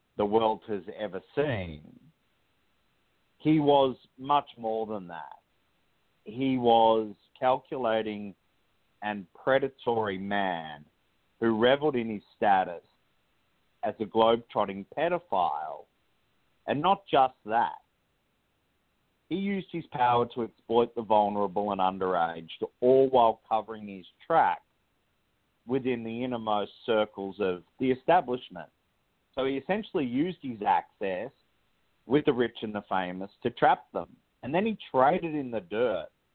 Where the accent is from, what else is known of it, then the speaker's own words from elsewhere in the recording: Australia; moved away as an adult; now in United States; I was born in Australia and moved to the United States